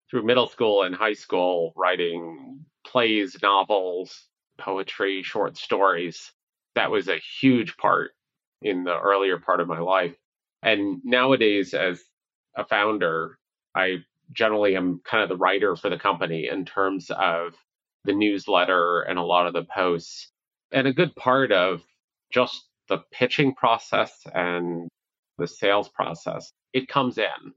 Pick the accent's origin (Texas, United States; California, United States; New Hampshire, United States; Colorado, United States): New Hampshire, United States; also born or lived in New York City / Long Island; I was born in New York City, and I would say one attribute kind of growing up was just moving around a lot. We went from New York City to Long Island up to New Hampshire.